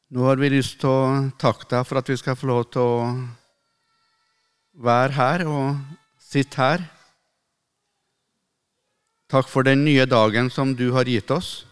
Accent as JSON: {"language": "Norwegian", "town": "Melhus", "region": "Trøndelag", "country": "Norway", "tie": "born or raised there", "said": "når jeg var guttunge hjemme på Rødde, der jeg vokste opp, i Melhus i Trøndelag"}